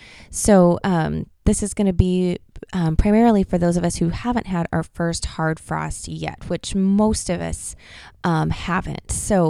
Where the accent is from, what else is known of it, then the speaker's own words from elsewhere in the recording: Pacific Northwest, United States; I'm from the Pacific Northwest, and that's where we live.